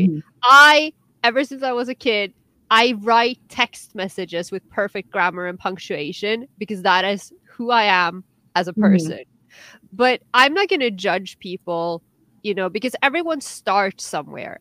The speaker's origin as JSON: {"language": "English", "country": "Norway", "second_language": "English"}